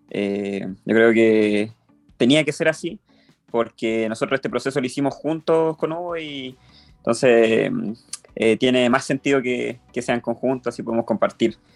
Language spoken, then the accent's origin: Spanish; Santiago, Santiago Metropolitan Region, Chile; como yo, soy de Santiago